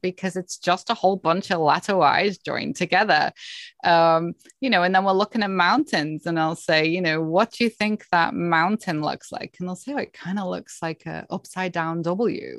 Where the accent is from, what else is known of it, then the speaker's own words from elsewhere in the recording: Cheshire, North West England, United Kingdom; moved away as an adult; now in Canada; I was born and grew up in, um, Cheshire in the U K, in England